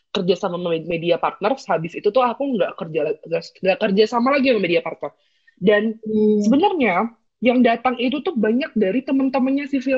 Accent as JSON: {"language": "Indonesian", "town": "Bogor", "region": "West Java", "country": "Indonesia", "said": "aku kan bukan dari Jogja ya aku aku dari Bogor"}